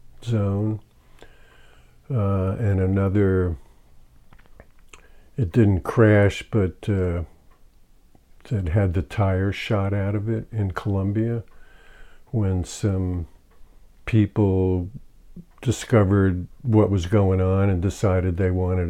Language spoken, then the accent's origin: English; Ho-Ho-Kus, New Jersey, United States; moved away as an adult; also born or lived in Berkeley, California / Florida; I grew up in a white upper class enclave outside of New York City in northern New Jersey called Hohokus, New Jersey.